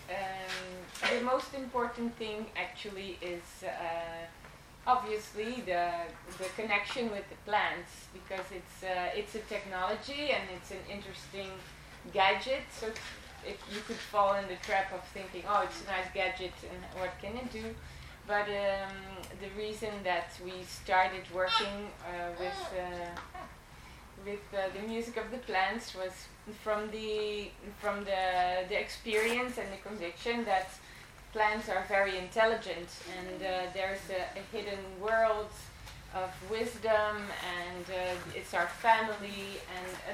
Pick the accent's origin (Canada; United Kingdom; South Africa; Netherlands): Netherlands; moved away as an adult; now in Italy; I'm originally from Holland. I was born in the Netherlands, and 10 years ago I moved to Italy